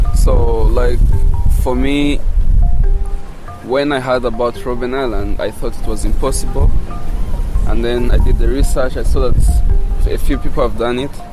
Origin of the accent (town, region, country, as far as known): DR Congo; English is a second language; now in South Africa